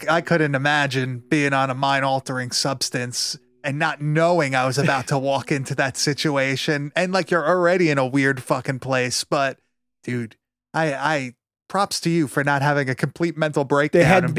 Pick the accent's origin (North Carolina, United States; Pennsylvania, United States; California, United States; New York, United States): New York, United States; I'm from New York.